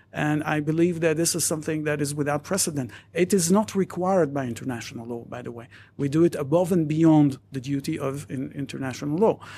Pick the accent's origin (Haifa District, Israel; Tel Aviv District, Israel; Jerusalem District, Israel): Jerusalem District, Israel; Jerusalem; also born or lived in Madrid / Paris; I was born and raised in Jerusalem